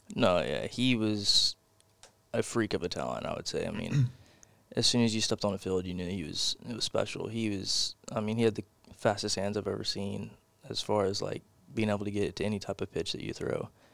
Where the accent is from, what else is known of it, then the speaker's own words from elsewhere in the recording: Porter, Texas, United States; I'm from Porter, Texas. It's North Houston.